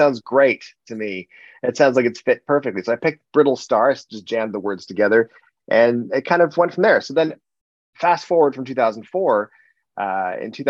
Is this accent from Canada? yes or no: yes; Canada; as a Canadian